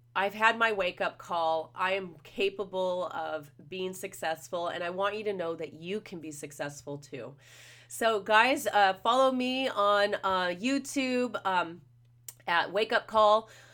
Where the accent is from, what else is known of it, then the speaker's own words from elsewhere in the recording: Los Angeles, California, United States; I'm from the Los Angeles, Orange County area